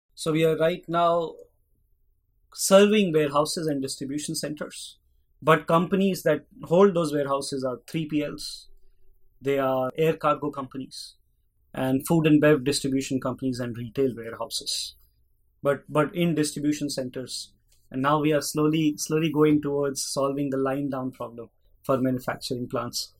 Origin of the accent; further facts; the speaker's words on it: Delhi, India; moved away as an adult; now in Pittsburgh, United States; I grew up in India, in Delhi